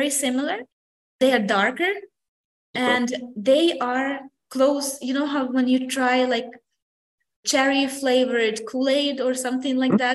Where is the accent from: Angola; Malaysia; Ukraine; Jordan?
Ukraine; a small town in Vinnytsia region, Vinnytsia Oblast; now in San Antonio, United States; my hometown